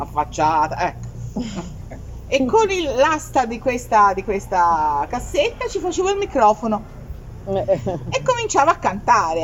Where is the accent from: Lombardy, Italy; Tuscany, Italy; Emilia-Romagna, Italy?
Tuscany, Italy; Scandicci; stavo a Firenze perché io sono di Firenze, sono di Scandicci